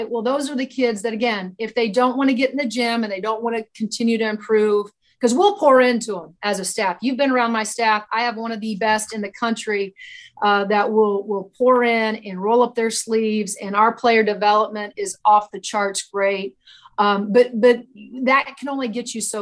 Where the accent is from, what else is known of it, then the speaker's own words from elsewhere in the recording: Indiana, United States; I grew up in Indiana